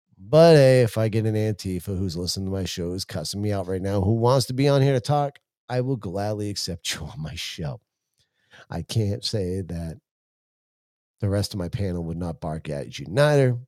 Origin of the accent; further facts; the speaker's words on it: California, United States; now in Maine, United States; I'm from California